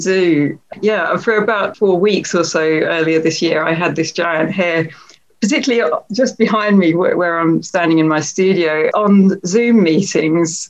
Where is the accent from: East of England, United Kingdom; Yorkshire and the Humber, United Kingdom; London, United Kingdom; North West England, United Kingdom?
East of England, United Kingdom; Ipswich; Ipswich, which is my hometown